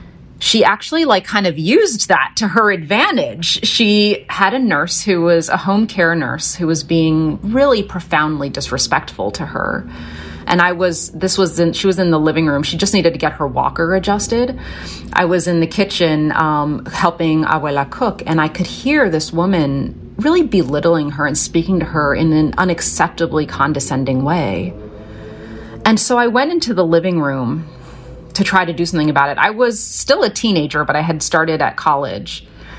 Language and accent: English; Philadelphia, Pennsylvania, United States; You know, I was born in West Philly, and from the time I was really a toddler until we moved out to the countryside, there's a lot going on in West Philly.